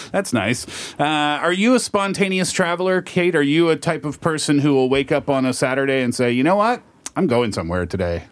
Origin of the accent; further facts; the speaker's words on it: Canada; we're from Canada